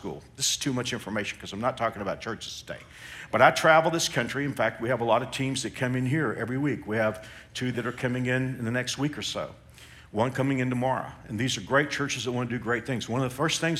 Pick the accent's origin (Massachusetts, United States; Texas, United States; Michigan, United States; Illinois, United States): Texas, United States; moved away as an adult; now in Kansas, United States; growing up in Texas